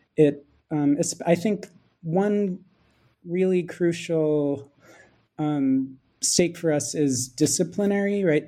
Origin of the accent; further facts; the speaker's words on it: Philadelphia, Pennsylvania, United States; moved away; also born or lived in Santa Barbara; I'm American. I um, studied film and media studies as an undergraduate at Swarthmore College and grew up in Philadelphia